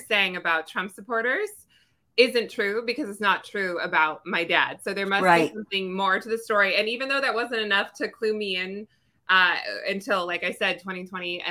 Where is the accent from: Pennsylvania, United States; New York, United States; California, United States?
California, United States; Orange County, Southern; also born or lived in Los Angeles, California; I was born and raised in Southern California, or in Orange County